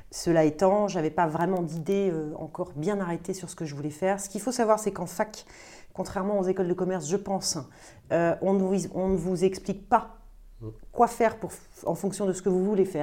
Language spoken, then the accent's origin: French; Brazil; now in France; Je pars au Brésil parce que je suis brésilienne, faire euh, un an de stage en cabinet d'avocat là-bas.